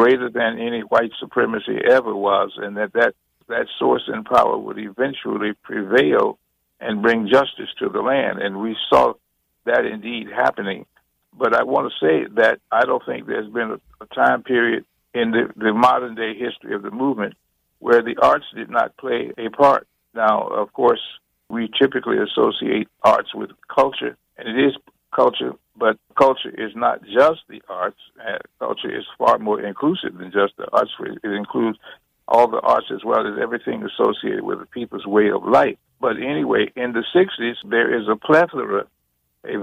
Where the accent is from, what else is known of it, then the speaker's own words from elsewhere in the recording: New Orleans, Louisiana, United States; my hometown of New Orleans